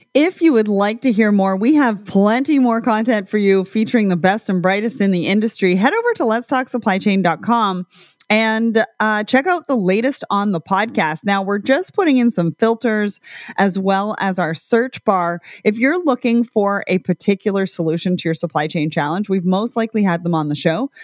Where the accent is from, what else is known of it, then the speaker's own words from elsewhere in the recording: Canada; I'm Canadian